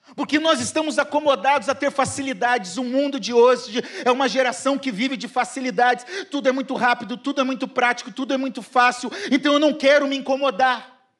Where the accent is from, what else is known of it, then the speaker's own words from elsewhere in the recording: Curitiba, Paraná, Brazil; now in Rio de Janeiro, Brazil; Eu sou curitibano